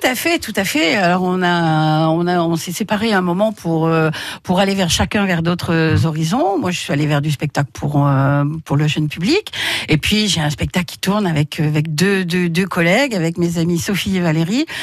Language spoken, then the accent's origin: French; Drôme, Auvergne-Rhône-Alpes, France; je suis née dans la Drôme, voilà donc je suis allée à l'école dans la Drôme, donc moi je suis restée, je suis une vraie